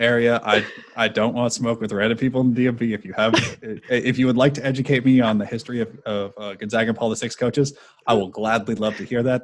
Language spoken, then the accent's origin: English; California, United States; now in East Coast, United States; I'm not from the area. I grew up in California